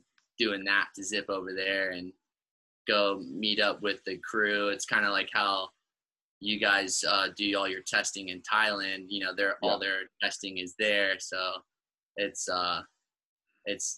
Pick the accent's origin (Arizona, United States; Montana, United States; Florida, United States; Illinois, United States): Florida, United States; Gulf Coast of; moved away as an adult; now in Maui, United States; on the Gulf Coast side of Florida, where I grew up